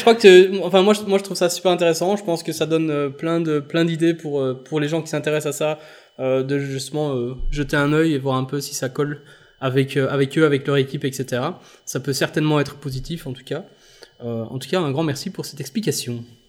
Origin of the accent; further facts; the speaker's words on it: Belgium; je suis belge